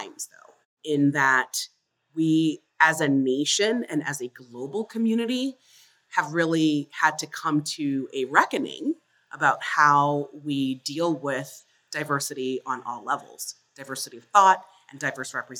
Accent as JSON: {"language": "English", "town": "Fort Lauderdale", "region": "Florida", "country": "United States", "tie": "born or raised there", "said": "I grew up in South Florida. Our family was the first Black family to move into a basically white, middle-class suburb of Fort Lauderdale"}